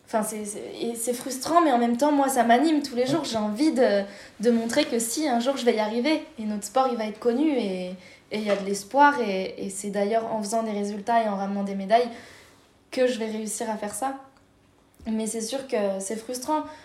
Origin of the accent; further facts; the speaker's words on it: La Plagne, Auvergne-Rhône-Alpes, France; je suis née à La Plagne